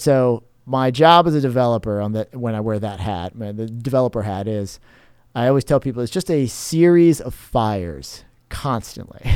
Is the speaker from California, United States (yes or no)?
no; Cape Coral, Florida, United States; also born or lived in New Jersey / Tampa; now in St. Petersburg, United States; childhood years growing up in Cape Coral, went to Cape Elementary, Cape High